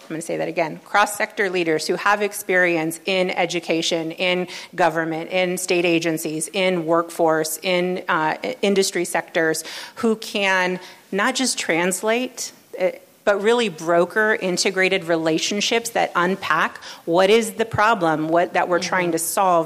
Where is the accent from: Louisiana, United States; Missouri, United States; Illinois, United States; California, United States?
California, United States; Los Angeles; I come from the LA region. This was my born and raised here in the LA region